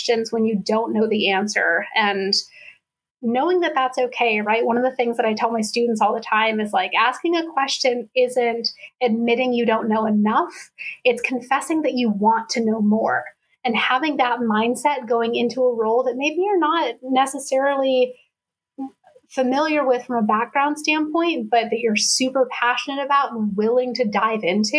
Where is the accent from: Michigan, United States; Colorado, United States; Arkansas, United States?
Colorado, United States; now in East Coast, United States; Growing up in Colorado